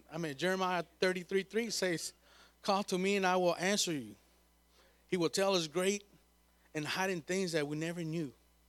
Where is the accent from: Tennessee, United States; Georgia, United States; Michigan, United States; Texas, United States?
Texas, United States; Krum; I go from Sanger, I'm from Crum to Sanger, be praying all the time